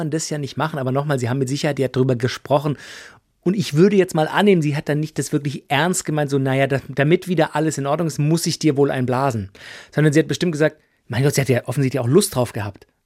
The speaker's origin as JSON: {"language": "German", "region": "Baden-Württemberg", "country": "Germany", "tie": "born or raised there", "said": "ich Bock will das Partnerlied nicht hören als gebürtiger Schwabel."}